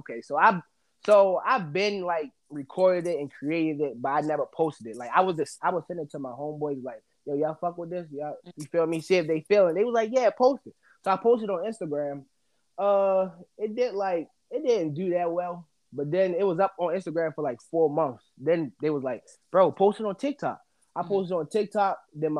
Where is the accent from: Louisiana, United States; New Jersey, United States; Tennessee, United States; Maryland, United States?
Maryland, United States; Baltimore; Yeah, I'm from West Baltimore.